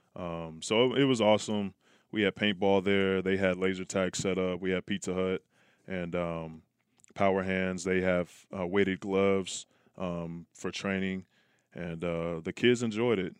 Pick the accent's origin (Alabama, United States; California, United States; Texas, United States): California, United States; Oakland; I grew up in Oakland